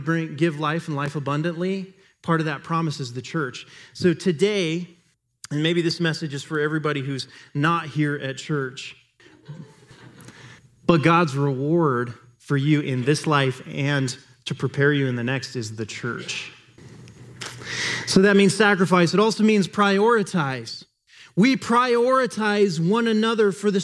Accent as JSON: {"language": "English", "country": "United States", "said": "we as an American culture"}